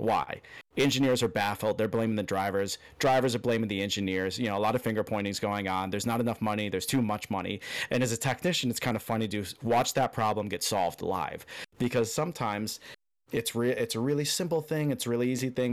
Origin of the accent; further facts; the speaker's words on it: outside of Chicago, Illinois, United States; now in Key Largo, United States; originally from outside of Chicago